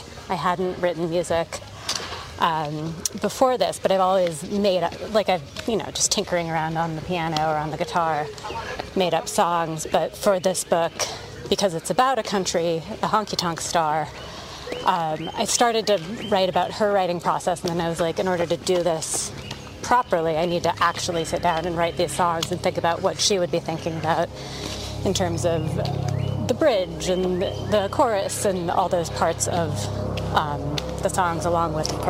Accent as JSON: {"language": "English", "region": "Washington", "country": "United States", "said": "I'm from Washington"}